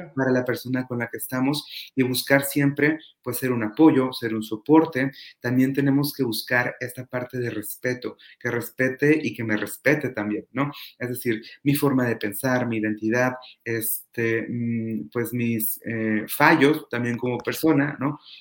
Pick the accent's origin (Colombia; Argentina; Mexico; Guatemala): Mexico; Toluca, State of Mexico; now in Ensenada, Mexico; soy mexicano, nací en, el Estado de México, en la ciudad de Toluca, y actualmente radico en Ensenada, Baja California